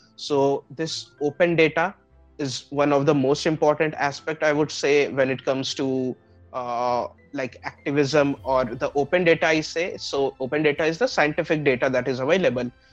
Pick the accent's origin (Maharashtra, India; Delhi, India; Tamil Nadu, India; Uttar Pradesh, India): Uttar Pradesh, India; Gorakhpur; moved away; also born or lived in Aurangabad; I was born and brought up in Gorakhpur, Uttar Pradesh, and particularly my family hails from west bengal but uh, for me my birth and my i would say entire childhood has been spent in the city